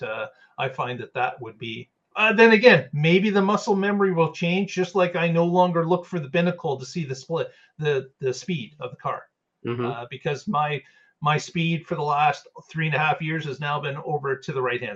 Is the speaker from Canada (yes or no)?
yes; Canada; being Canadian